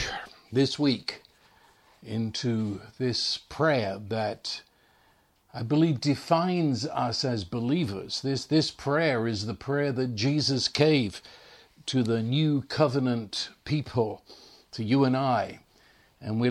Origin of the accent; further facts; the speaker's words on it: England, United Kingdom; growing up in England